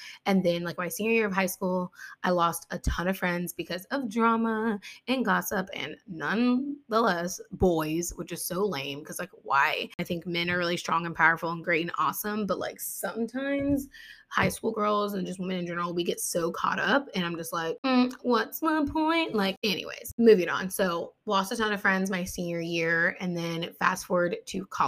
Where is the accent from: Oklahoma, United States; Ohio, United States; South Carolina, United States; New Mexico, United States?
Ohio, United States; also born or lived in West Virginia; I was born in West Virginia, but I was raised here in Ohio. We moved when I was little.